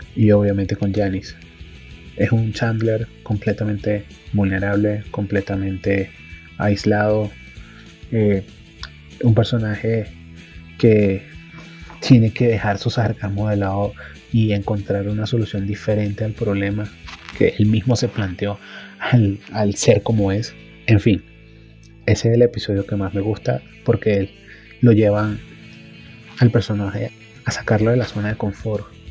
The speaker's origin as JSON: {"language": "Spanish", "town": "Caracas", "region": "Capital District", "country": "Venezuela", "moved": "yes", "lives_now": "Bogotá, Colombia", "said": "soy de Caracas, Venezuela y vivo actualmente en Bogotá."}